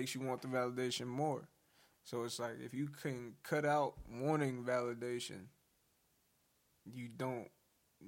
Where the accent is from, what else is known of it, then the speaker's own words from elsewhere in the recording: New Orleans, Louisiana, United States; now in Texas, United States; I grew up in New Orleans